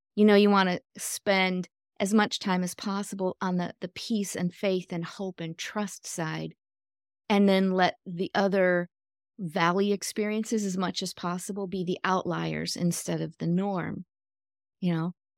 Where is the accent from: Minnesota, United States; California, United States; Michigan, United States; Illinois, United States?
Michigan, United States; moved away as an adult; also born or lived in Florida; I grew up in Michigan, but I moved to Florida when I was twenty, going on twenty-one